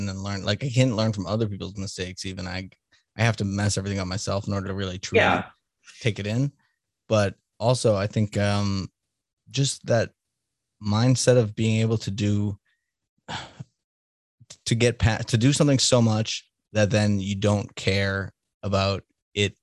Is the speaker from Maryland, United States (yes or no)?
no; Salem, Massachusetts, United States; also born or lived in Denver / Boston; now in Kansas City, United States; I grew up in Salem, Mass